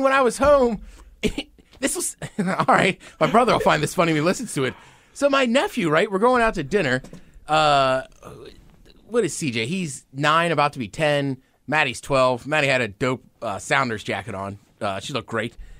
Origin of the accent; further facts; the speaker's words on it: College Park, Maryland, United States; now in Seattle, United States; I grew up in College Park, Maryland, my whole life.